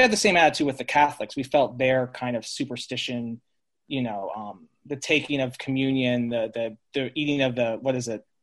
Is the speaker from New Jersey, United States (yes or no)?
no; Colorado Springs, Colorado, United States; moved away; also born or lived in San Luis Obispo, California; Growing up in Colorado Springs, Colorado, we were technically meth- Methodist